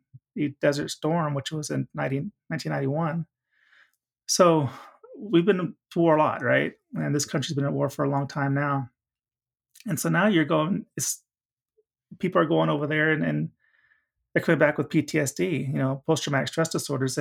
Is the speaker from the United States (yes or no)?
yes; Oklahoma, United States; I'm from Oklahoma